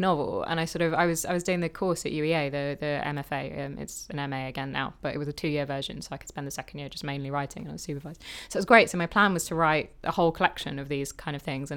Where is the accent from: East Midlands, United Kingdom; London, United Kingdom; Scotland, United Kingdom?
London, United Kingdom; moved away as an adult; also born or lived in Bath; I grew up in London. I was always just in London